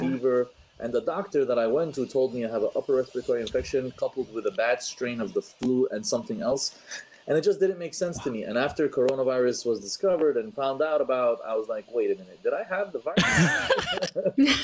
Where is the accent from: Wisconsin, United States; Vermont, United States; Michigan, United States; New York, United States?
New York, United States; New York City; I'm a New Yorker